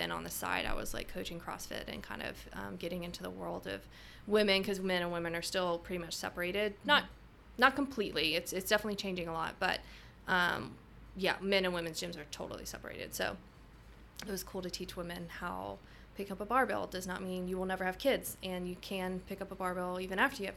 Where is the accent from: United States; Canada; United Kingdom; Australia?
United States; Alabama; moved away as an adult; now in Jeddah, Saudi Arabia; I'm originally from Alabama in the States